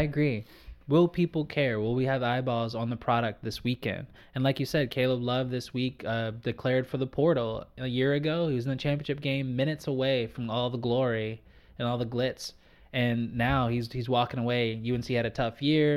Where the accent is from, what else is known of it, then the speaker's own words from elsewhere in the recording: Virginia, United States; now in Victoria, Canada; as a kid growing up in Virginia